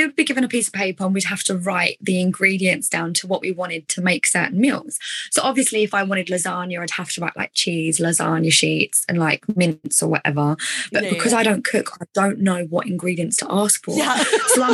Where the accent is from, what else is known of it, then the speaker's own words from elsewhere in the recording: Essex, East of England, United Kingdom; accent: Essex; my Essex accent